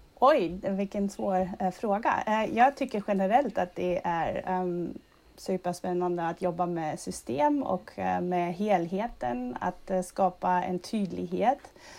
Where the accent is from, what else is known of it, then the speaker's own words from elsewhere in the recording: Germany; Swedish is a second language; moved away as an adult; also born or lived in Berlin / Madrid; now in Sweden; jag är född och uppvuxen i Tyskland